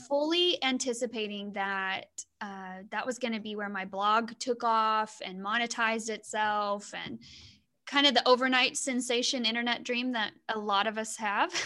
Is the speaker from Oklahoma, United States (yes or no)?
yes; Southwest Oklahoma, United States; moved away as an adult; now in Sonora, United States; I'm actually from Southwest Oklahoma